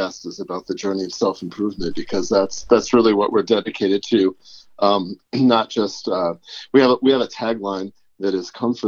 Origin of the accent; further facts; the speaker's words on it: Connecticut, United States; moved away as an adult; now in Boulder, United States; I grew up in Connecticut and I was a professional saxophonist in my teens and 20s